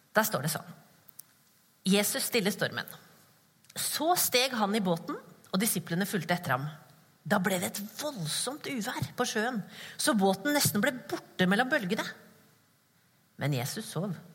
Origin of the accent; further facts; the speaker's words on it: Skien, Vestfold og Telemark, Norway; accent: Skien dialect; now in Kristiansand, Norway; Jeg kommer fra Skien. Dere, dialekten min kommer fra Skien